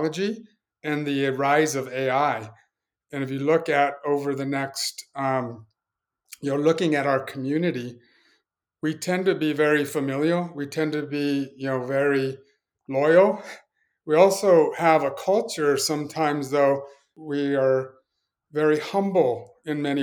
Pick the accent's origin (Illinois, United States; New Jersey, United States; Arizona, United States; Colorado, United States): Colorado, United States; Pueblo; moved away; growing up, born and raised in a place called Pueblo, Colorado